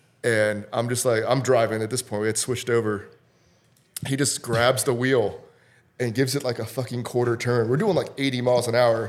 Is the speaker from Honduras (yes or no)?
yes; Honduras; also born or lived in Costa Rica; I was born in Costa Rica, and then I lived in Honduras for a little bit. Like, I wasn't from Costa Rica.